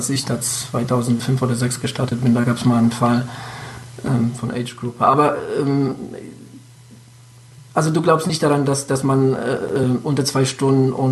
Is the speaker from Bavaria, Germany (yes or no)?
no; Hesse, Germany; Ich hatte hier bei uns in Hessen, ähm, bei dir wahrscheinlich was ähnlich, waren hier Anfang 90er sehr viele äh, Amerikaner stationiert. Ich hatte in meiner äh, Nachbarschaft viele Amis